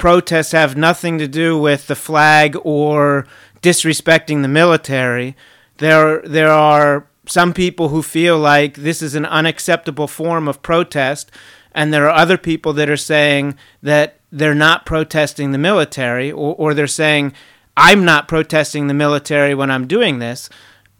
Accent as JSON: {"language": "English", "town": "Fort Bragg", "region": "North Carolina", "country": "United States", "tie": "born or raised there", "said": "I was born in Fort Bragg"}